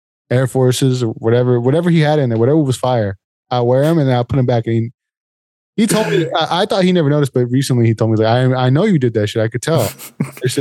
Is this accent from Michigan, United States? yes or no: no; Fresno, California, United States; we're from Fresno, you know, it's the fucking grape capital